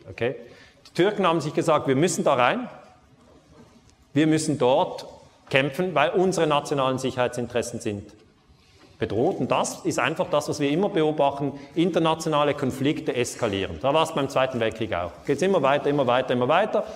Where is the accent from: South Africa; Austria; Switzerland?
Switzerland; ich komme aus der Schweiz